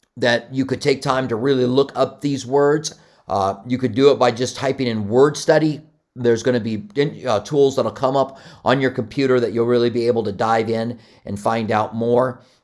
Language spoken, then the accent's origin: English; Iowa, United States; also born or lived in Albuquerque; now in Tucson, United States; I was born in Iowa